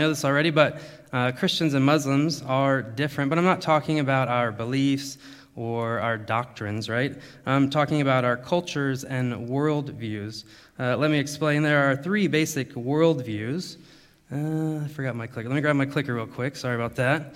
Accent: United States; moved away as an adult; also born or lived in Thailand; now in Germany; I'm from America

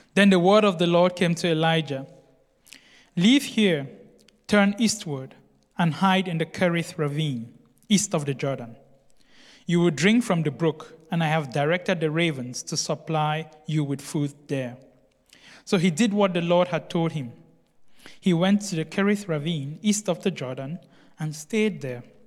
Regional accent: Cameroon; I come from Cameroon.

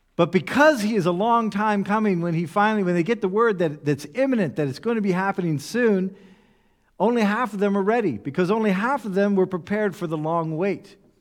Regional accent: United States; moved away; I come from the United States

